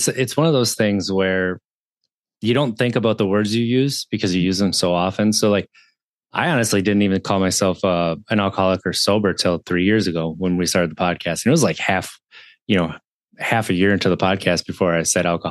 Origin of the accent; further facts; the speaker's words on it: Wisconsin, United States; growing up in Wisconsin